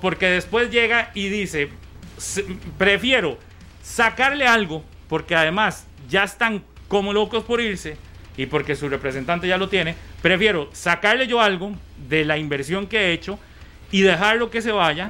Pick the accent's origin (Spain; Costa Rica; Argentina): Costa Rica; San Ramón, Alajuela; San Ramón porque es el de mi tierra